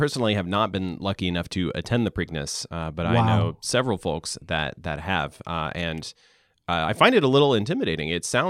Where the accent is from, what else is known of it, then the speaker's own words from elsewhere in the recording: the South, United States; Growing up in the South, there's a huge difference in what you're expected to wear and how you're expected to comport yourself